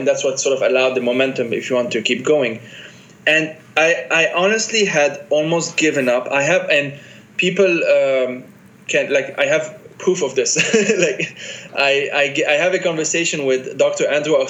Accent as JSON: {"language": "English", "country": "Lebanon", "also_born_or_lived": "France", "said": "I'm a Lebanese guy who has these multiple identities, Palestinian, Italian, Argentinian, whatever. I was born in France, but I'm not French."}